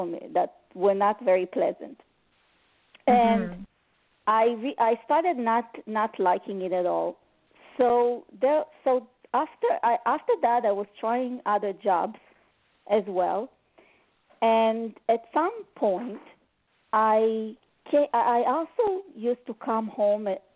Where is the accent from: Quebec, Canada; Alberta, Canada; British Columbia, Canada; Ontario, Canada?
Quebec, Canada; Montreal; I'm from Montreal, Canada